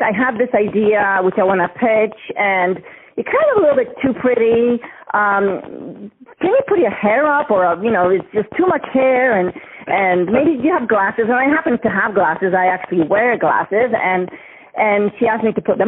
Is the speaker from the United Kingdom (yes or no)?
no; Gdańsk, Pomeranian Voivodeship, Poland; English is a second language; moved away as an adult; now in United States; I was born in Gdańsk.